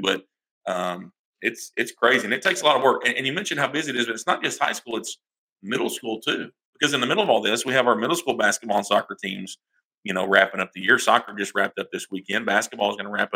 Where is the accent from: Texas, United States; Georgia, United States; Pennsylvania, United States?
Texas, United States; Rusk; I'm from Rust, Texas